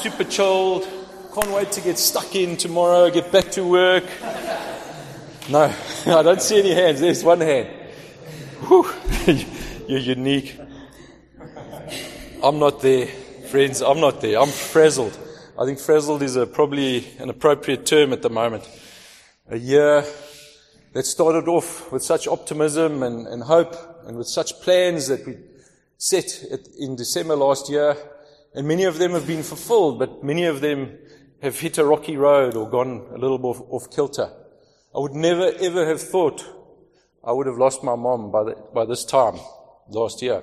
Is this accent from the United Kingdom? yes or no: no; Johannesburg, Gauteng, South Africa; moved away as an adult; now in Cape Town, South Africa; I grew up in Joburg, educated there as a chartered accountant, spent my whole life working there until the age of 42.